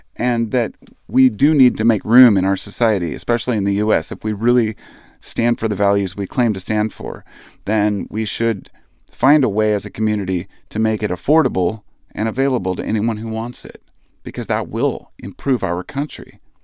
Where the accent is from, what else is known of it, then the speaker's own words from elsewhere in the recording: United States; as an American citizen